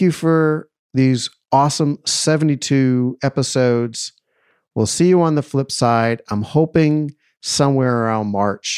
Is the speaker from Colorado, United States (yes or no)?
no; Boston, Massachusetts, United States; also born or lived in New York City; now in Los Angeles, United States; I'm originally from Boston